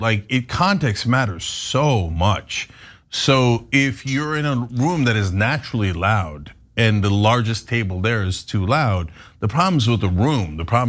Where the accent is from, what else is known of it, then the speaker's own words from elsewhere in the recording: Istanbul, Turkey; I came from Istanbul originally, where there barely are traffic laws.